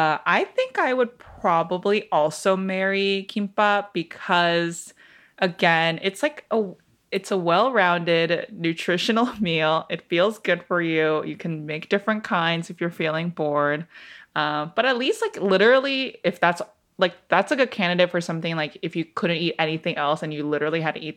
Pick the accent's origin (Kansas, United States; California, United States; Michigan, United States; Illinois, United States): Michigan, United States; Detroit; born there; I was born in Detroit. My husband was also born and raised in Detroit.